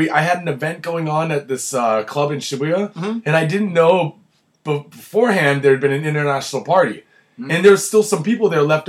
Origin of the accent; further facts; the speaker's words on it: New York, United States; You from New York? I'm from New York.